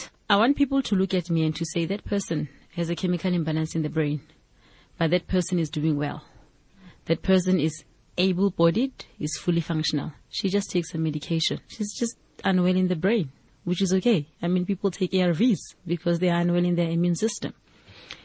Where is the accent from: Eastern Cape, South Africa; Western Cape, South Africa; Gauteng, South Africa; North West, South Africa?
Gauteng, South Africa; Mansiville, west of Johannesburg; originally, I'm from a township called Mansiville. It is on the west of Johannesburg.